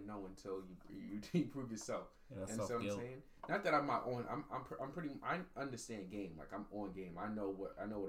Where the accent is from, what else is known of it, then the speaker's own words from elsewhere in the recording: Long Island, New York, United States; We have two different perceptions of growing up in Long Island.